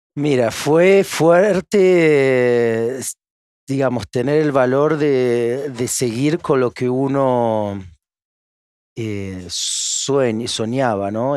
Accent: Argentina; moved away as an adult; now in France; Argentina la amo, es mi, es mi tierra

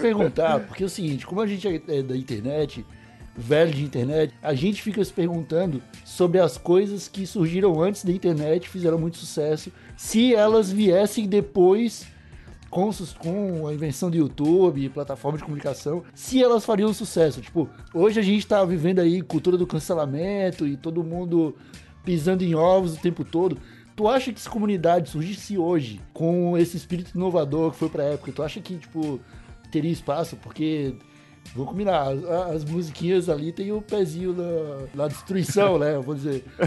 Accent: Florianópolis, Santa Catarina, Brazil; Eu cresci ouvindo comunidade aqui em Santa Catarina, aqui em Floripa

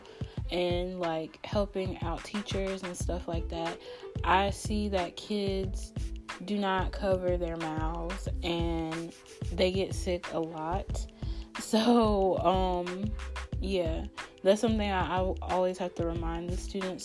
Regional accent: North Carolina, United States; I'm actually from North Carolina, so being from North Carolina, we get like crazy weather all the time

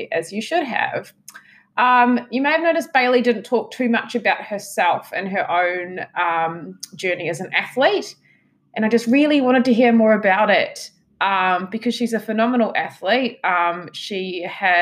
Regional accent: New Zealand; now in Tasmania, Australia; being from New Zealand

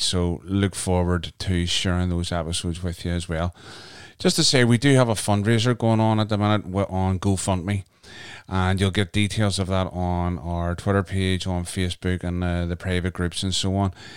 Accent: Canada; moved away; my home country, Canada

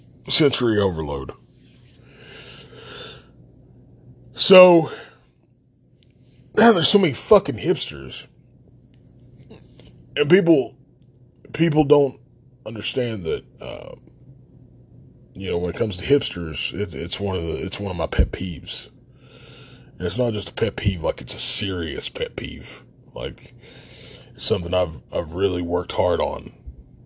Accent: Logan, West Virginia, United States; And there was a problem with me being from Logan. Everything was fine until they heard my accent

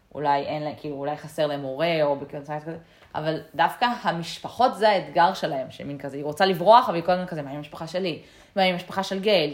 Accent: Israel; בתור ישראלים אנחנו גדלים עם הרבה סיפורי גבורה

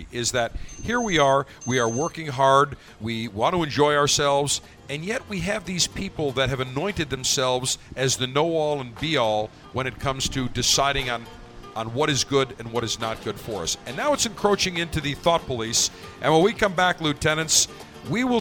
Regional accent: Buffalo, New York, United States; I grew up in Buffalo

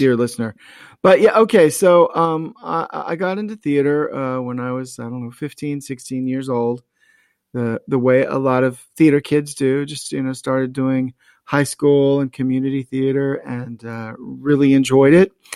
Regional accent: North Myrtle Beach, South Carolina, United States; both Mindy and I grew up in the North Myrtle Beach area

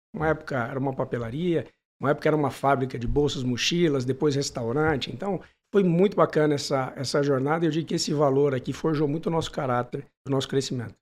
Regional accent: Manaus, Amazonas, Brazil; moved away; also born or lived in São Paulo / São José do Rio Preto; Eu nasci em São Paulo, mudei com três anos para Manaus

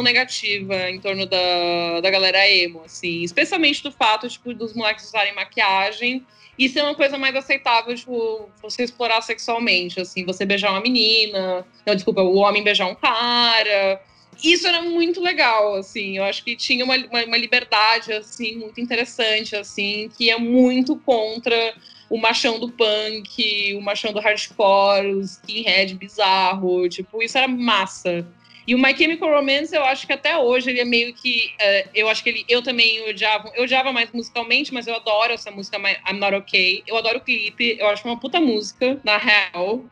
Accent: São Paulo, Brazil; eu sou de São Paulo, nasci em São Paulo

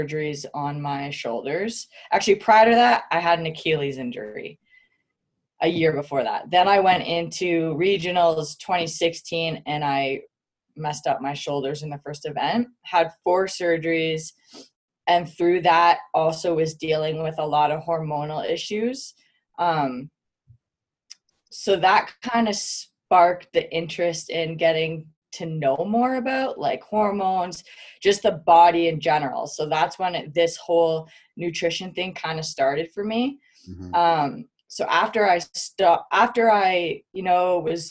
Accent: Canada; now in Salt Lake City, United States; I am Canadian. I'm Canadian

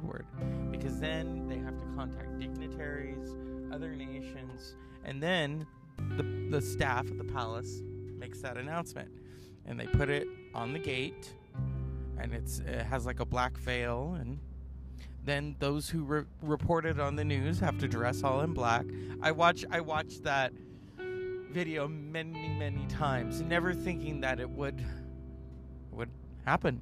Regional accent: United States; as an American

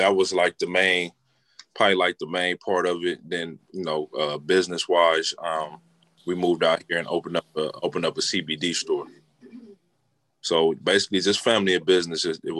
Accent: Inglewood, California, United States; moved away as an adult; now in Raleigh, United States; I'm from Inglewood, California, but I relocated out here to Raleigh about. I've been out here over a year now.

